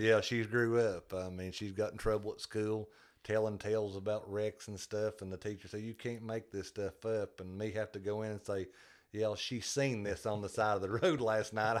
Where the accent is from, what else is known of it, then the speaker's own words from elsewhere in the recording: Greeneville, Tennessee, United States; born and raised in Greenville, Tennessee